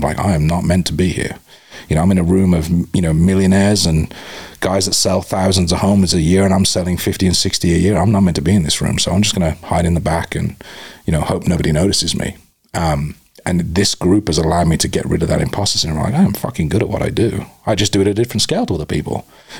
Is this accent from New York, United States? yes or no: no; Arizona, United States; I'm a stranger from Arizona. I didn't know any of you beforehand.